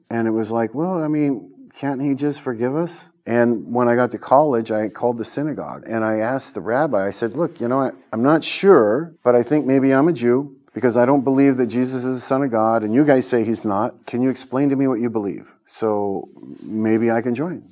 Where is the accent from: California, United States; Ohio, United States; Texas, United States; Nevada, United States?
California, United States; I was born in California and um, I grew up, went to Christian school